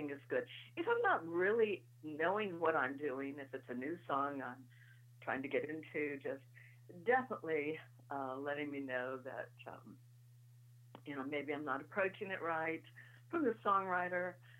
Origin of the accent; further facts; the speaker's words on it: Paintsville, Kentucky, United States; I was born in Paintsville, Kentucky, which is right down the road from Butcher Holler, Kentucky.